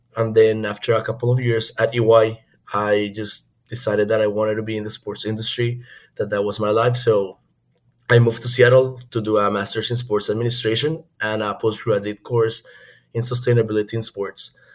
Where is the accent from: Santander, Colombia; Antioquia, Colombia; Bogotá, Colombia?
Bogotá, Colombia; moved away as an adult; also born or lived in China; now in United States; I am from Bogota, Colombia. So, I moved to the US in 2016